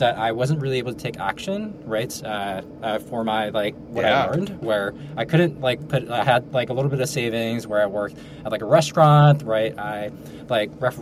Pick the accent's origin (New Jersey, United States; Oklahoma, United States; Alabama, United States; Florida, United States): New Jersey, United States; Ridgewood; I grew up in North Jersey, suburbs, Ridgewood, Bergen County